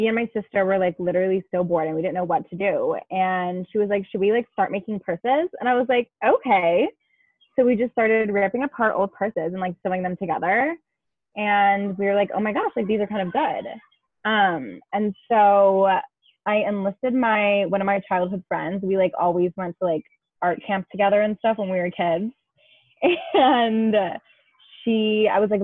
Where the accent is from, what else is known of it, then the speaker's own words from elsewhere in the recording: Chicago, Illinois, United States; I am from Chicago, Illinois, aka the suburbs.